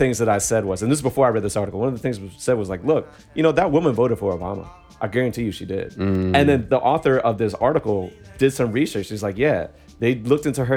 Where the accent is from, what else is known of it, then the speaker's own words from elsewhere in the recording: Virginia, United States; growing up in Virginia